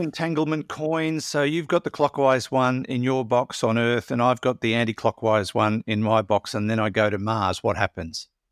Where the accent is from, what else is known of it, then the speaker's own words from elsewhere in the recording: Maitland, New South Wales, Australia; I come from Maitland